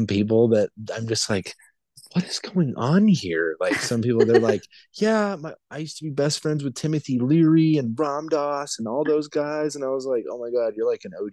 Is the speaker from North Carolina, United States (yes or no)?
no; Montana, United States; also born or lived in Albuquerque, New Mexico; now in Denver, United States; I was born in Montana